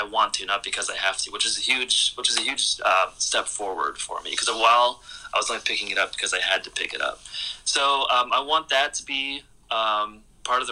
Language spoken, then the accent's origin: English; Cleveland, Ohio, United States; now in Pittsburgh, United States; I grew up in Cleveland, Ohio, which was kind of a plain city, and I moved to Pittsburgh